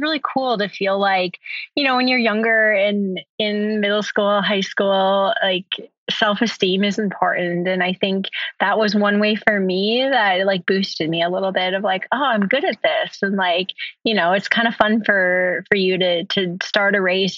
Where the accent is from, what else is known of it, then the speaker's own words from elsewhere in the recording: Minnesota, United States; I grew up in Minnesota